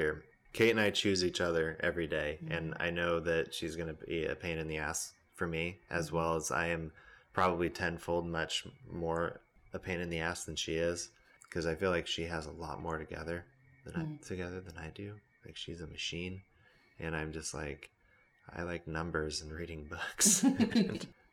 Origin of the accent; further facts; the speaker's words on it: Boise, Idaho, United States; moved away; It's trailer parks and potatoes and white supremacists is all I hear about my home state